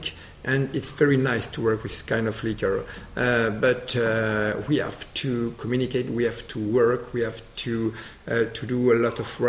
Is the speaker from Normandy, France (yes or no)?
yes; Normandy, France; English is a second language; I'm from Normandy. Yes, I'm a local.